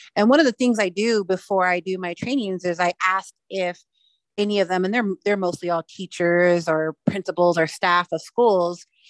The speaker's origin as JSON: {"language": "English", "area": "Wind River Reservation", "region": "Wyoming", "country": "United States", "also_born_or_lived": "Standing Rock Sioux (Hunkpapa Lakota affiliation)", "said": "my tribal affiliations are the Northern Arapaho tribe here at the Wind River Reservation."}